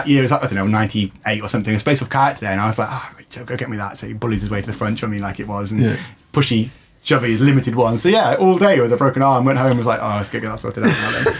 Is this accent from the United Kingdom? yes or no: yes; England, United Kingdom; now in Ireland; as an Englishman, a tea drinker